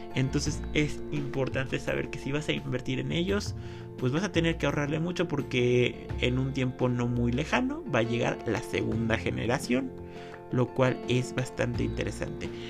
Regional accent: Mexico; como mexicanos

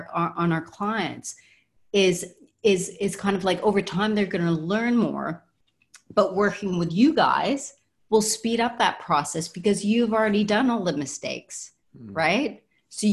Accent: Canada

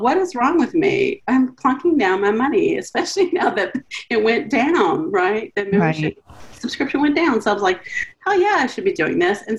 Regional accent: Louisiana, United States; also born or lived in Pensacola Beach, Florida; now in Green Bay, United States; So I'm from Louisiana, Chef. So, you know, I got that accent sometime, but I got lots of them.

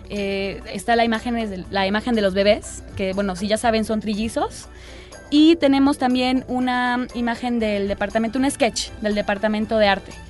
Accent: Mexico

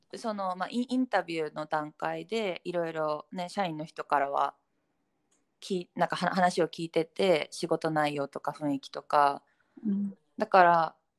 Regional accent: Japan; moved away as an adult; also born or lived in London, United Kingdom; now in Hong Kong; 22年間住んできたし家族も日本だし

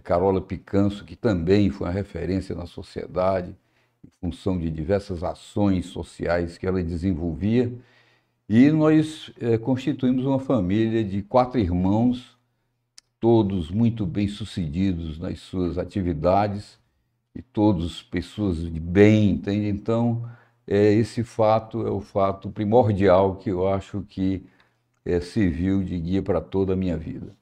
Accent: Fortaleza, Ceará, Brazil; eu sou de Fortaleza, de uma família muito estruturada

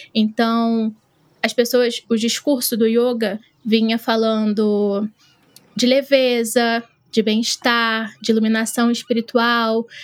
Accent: Baixada Fluminense, Rio de Janeiro, Brazil; eu sou da Baixada Fluminense, aqui no Rio de Janeiro

